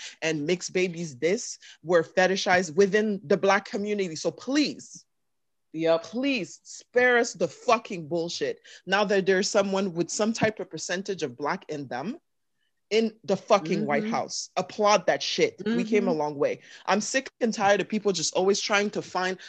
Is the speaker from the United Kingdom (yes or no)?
no; Canada; now in United States; I'm Canadian or I'm Congolese